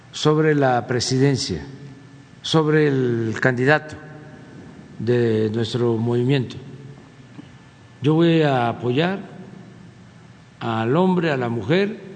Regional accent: Quintana Roo, Mexico; soy de Quintana Roo, que es un estado que quiero mucho porque es una gente muy solidaria, muy fraterna

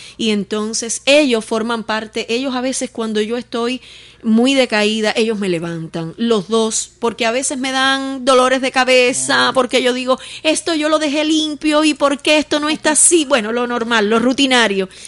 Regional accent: Los Palacios, Pinar del Río, Cuba; del municipio de Los Palacios, de donde yo soy, orgullosamente de donde yo soy

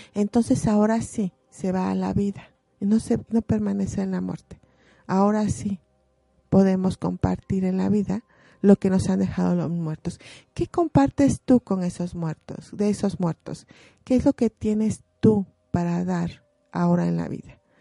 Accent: Puebla, Mexico; como poblanos nosotros eh, también eh, enriquecemos esas costumbres

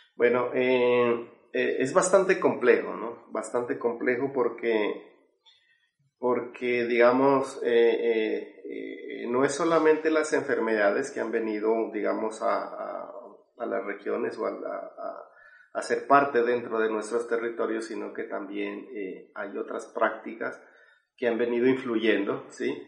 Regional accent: Sibundoy Valley, Putumayo, Colombia; yo vengo de, de, un pueblo originario que se llama Camsravilla, del Valle Segundo de Putumayo, eh, parte de la Amazonía, Amazonía colombiana

